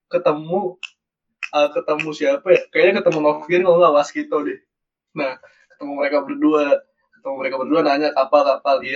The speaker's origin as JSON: {"language": "Indonesian", "town": "Kotabumi", "region": "Lampung", "country": "Indonesia", "said": "gue kan Lampung juga kok gue gak pernah kenal doi gitu gue kan so gue tanya Lampung lu mana kota bumi anjing gue juga kota bumi"}